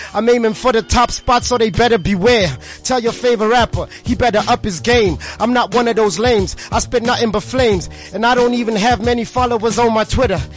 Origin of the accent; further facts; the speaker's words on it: Tembisa, Gauteng, South Africa; also born or lived in Soweto; now in Naturena, South Africa; I was born I was born in Soweto, grew up in Tembisa